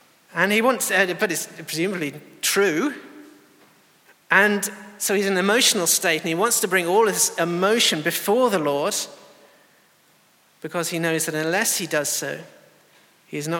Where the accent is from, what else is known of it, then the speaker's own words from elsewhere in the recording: England, United Kingdom; as English people